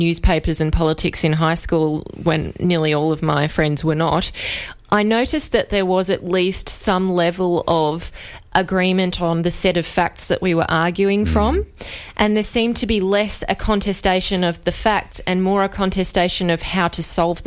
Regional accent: Victoria, Australia; I come from Corangamite

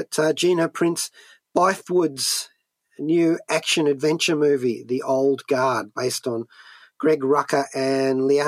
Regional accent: Australia; even as an Australian very far from the shores of the United States

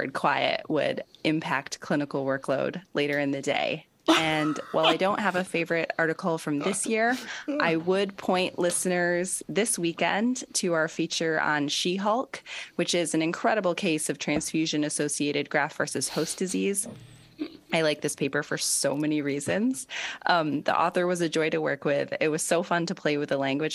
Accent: United States; now in United Kingdom; I am an American

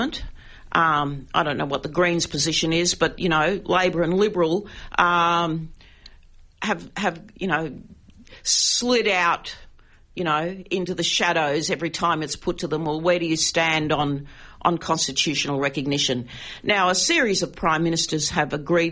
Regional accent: Queensland, Australia; I grew up in Queensland where it was still an apartheid state until 1984

